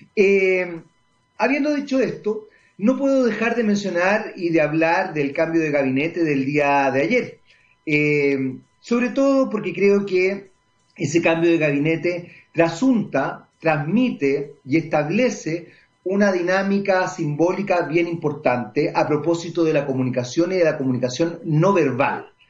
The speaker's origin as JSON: {"language": "Spanish", "country": "Chile"}